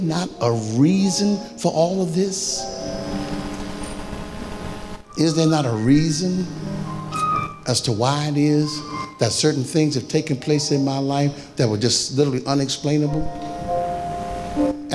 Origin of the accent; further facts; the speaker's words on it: Philadelphia, Pennsylvania, United States; as a young man growing up in North Philadelphia